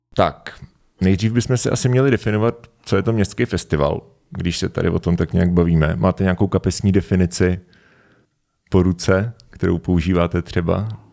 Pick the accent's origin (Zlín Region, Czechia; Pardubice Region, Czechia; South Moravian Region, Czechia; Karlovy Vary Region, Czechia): Pardubice Region, Czechia; Svitavy; já jsem ze Světav